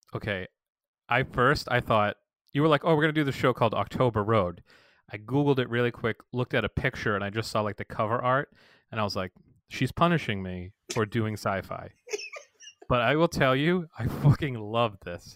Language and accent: English; Massachusetts, United States; moved away; I'm from Massachusetts